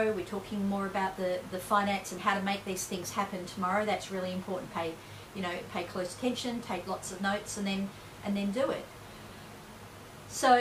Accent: Perth, Western Australia, Australia; I'm from Perth.

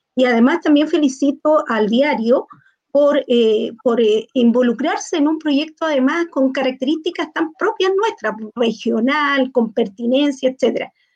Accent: Antofagasta, Chile; Yo soy antofagastina, soy de esta ciudad

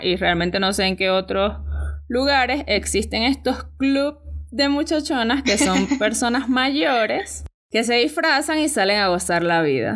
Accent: El Pilar, Sucre, Venezuela; en El Pilar. Que bueno, para los que no saben, es un poquito más allá y es de donde yo vengo

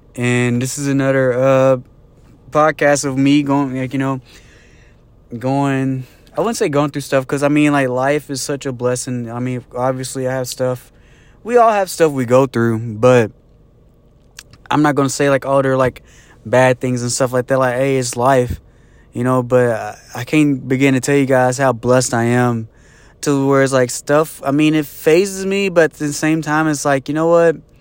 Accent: Jasper, United States; moved away; back in my hometown, Jasper

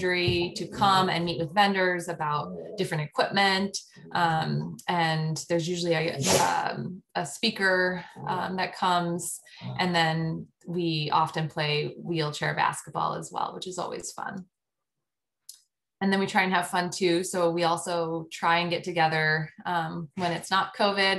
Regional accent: Colorado, United States; also born or lived in Washington, D.C. / Arizona / Chicago; now in Cincinnati, United States; I grew up in Colorado

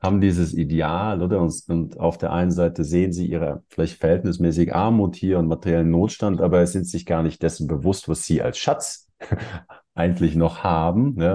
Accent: Germany; also born or lived in Switzerland; now in Mexico; wir kommen aus Deutschland, habe lange in der Schweiz gelebt

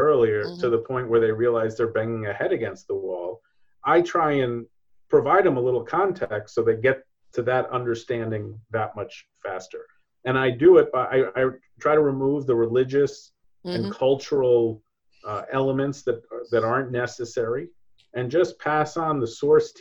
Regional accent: New York, United States; being a New Yorker, being an American businessman

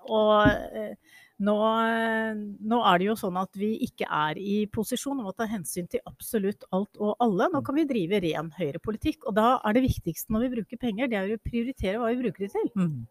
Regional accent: Buskerud, Norway; jeg kommer jo selv fra Buskerud

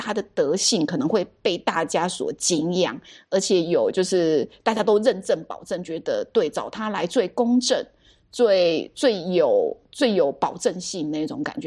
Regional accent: Taiwan; 身为台湾人

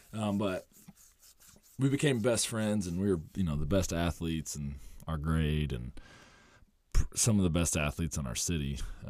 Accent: Muncie, Indiana, United States; Muncie, Indiana.

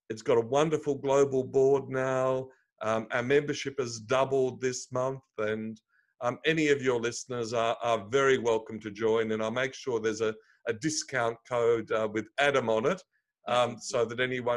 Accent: Melbourne, Victoria, Australia; I grew up in Melbourne, Australia.

